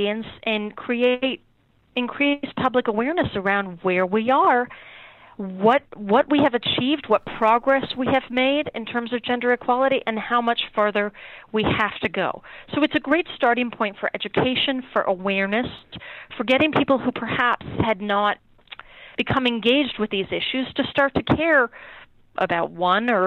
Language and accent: English; California, United States; moved away as an adult; also born or lived in San Francisco / Santa Cruz; now in East Coast, United States; I was born and raised in California, never anticipated that I would live anywhere else